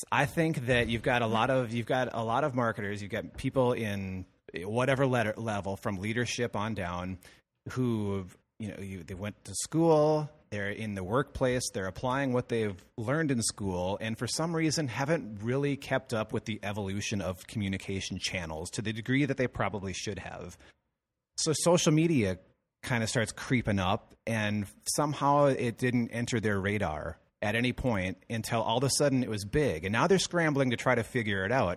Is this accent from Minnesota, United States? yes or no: yes; Madison, Minnesota, United States; my hometown, where Madison, Minnesota, where I grew up